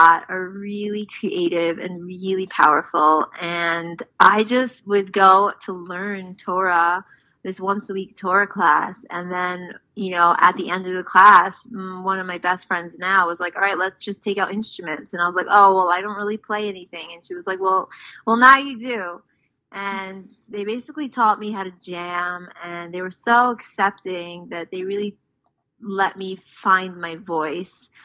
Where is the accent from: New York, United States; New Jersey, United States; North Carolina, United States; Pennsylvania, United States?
New York, United States; New York City; now in Israel; I grew up in Far Rockaway, New York